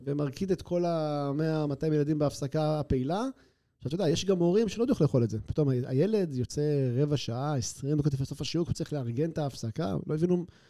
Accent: Haifa, Haifa District, Israel; also born or lived in Canada / Tel Aviv / Herzliya; now in Atlit, Israel; אני אומנם יליד קנדה, אבל מגיל אה, פחות משנה אני מחיפה

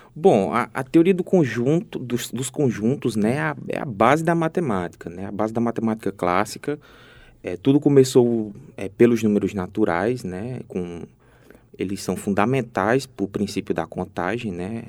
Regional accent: Ceará, Brazil; moved away as an adult; now in Paraíba, Brazil; eu sou cearense

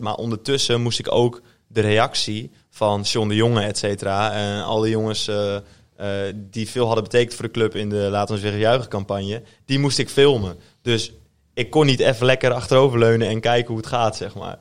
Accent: Netherlands; also born or lived in Groningen; in Ilderpaat Zwolle opgegroeid

